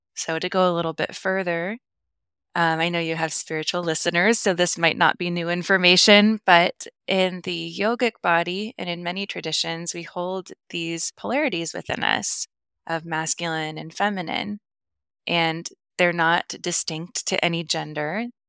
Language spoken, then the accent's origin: English; the Midwest of the US, United States; now in Kansas City, United States; I grew up in the Midwest of the U S, so in the Bible Belt